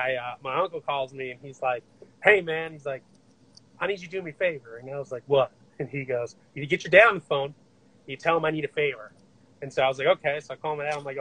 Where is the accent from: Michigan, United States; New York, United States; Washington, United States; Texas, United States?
Michigan, United States; I'm actually from Michigan. I was born there